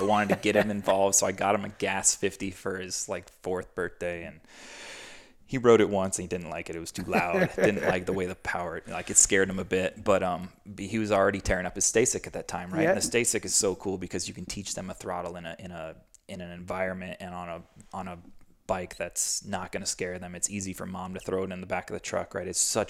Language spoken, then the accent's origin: English; East Coast, United States; And I grew up doing qualifiers on the East Coast, and it was gnarly.